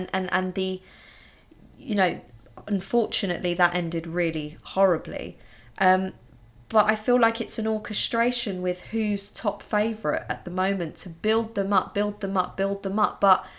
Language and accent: English; London, United Kingdom; I love London so much. I'm a Londoner and I love it.